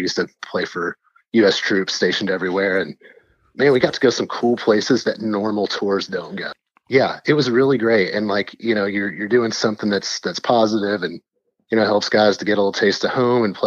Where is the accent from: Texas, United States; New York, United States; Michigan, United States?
Texas, United States; I was from Texas